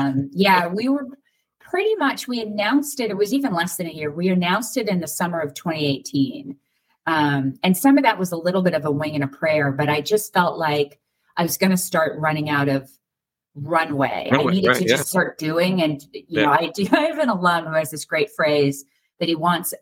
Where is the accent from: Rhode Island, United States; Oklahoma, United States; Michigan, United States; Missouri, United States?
Rhode Island, United States; now in Pittsburgh, United States; I'm from Rhode Island